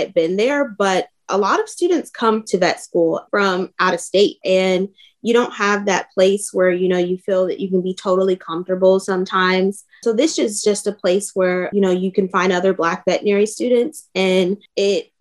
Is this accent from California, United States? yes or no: no; Cincinnati, Ohio, United States; moved away as an adult; now in Columbus, United States; I am originally from Cincinnati, Ohio